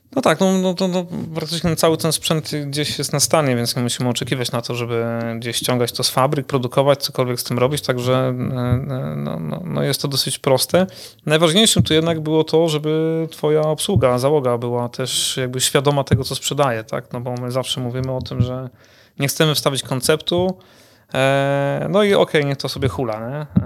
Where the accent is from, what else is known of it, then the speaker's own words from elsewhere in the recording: Kuyavian-Pomeranian Voivodeship, Poland; jako mieszkaniec e, tego regionu